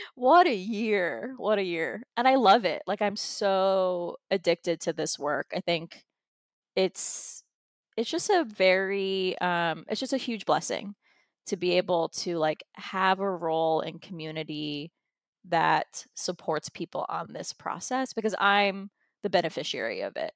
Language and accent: English; United States; I was born here in the United States